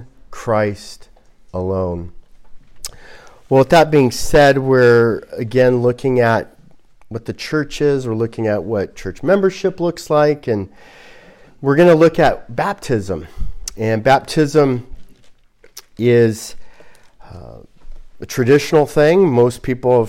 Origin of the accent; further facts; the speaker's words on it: Glendale, California, United States; I grew up in Glendale, and we had a lot of Armenians